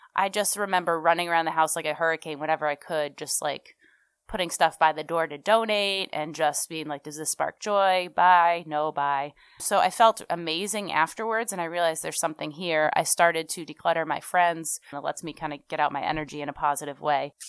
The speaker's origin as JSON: {"language": "English", "town": "Sharon", "region": "Massachusetts", "country": "United States", "tie": "born or raised there", "also_born_or_lived": "Memphis, Tennessee / Oxford, Mississippi / Newton, Massachusetts / Franklin, Massachusetts", "said": "Then we moved to Sharon, Massachusetts. I am a townie. I finally moved back there"}